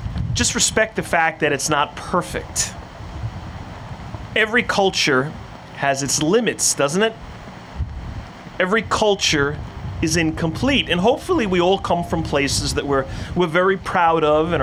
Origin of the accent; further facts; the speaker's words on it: Floral Park, New York, United States; I grew up in Floral Park.